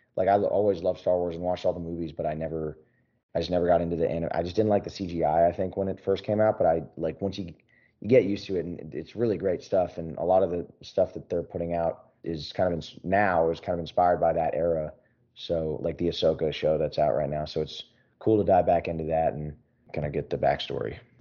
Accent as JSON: {"language": "English", "town": "Philadelphia", "region": "Pennsylvania", "country": "United States", "tie": "born or raised there", "moved": "yes", "lives_now": "Nashville, United States", "said": "back in my hometown. Well, near, near Philly"}